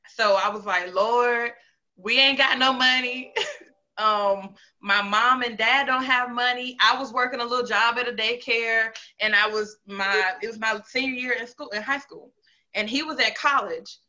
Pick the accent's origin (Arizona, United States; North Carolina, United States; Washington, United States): North Carolina, United States; moved away as an adult; also born or lived in Greensboro / Charlotte / Concord / Fayetteville; now in Huntsville, United States; I am from North Carolina. Um, I like to tell people I'm from like the whole triad or Piedmont area. Um, so Greensboro, Charlotte, Concord, Fayetteville, all of that um, at once.